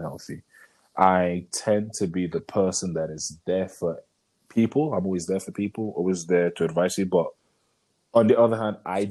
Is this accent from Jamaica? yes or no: no; Nigeria; being Nigerian men